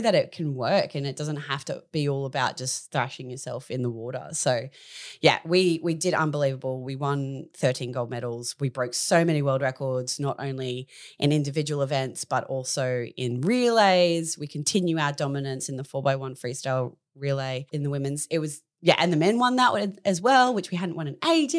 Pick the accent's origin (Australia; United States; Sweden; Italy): Australia; So in 2001 in Fukuoka, Japan, we as an Australian team beat the US in the gold medal tally.